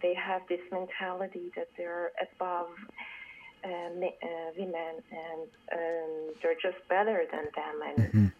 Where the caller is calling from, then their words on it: Toronto, Ontario, Canada; I'm calling from Toronto